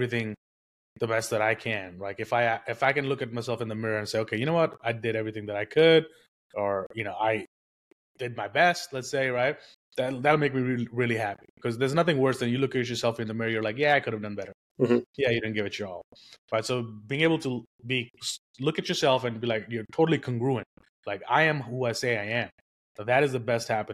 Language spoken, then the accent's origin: English; India; moved away; I was born and raised in India. I got here with nothing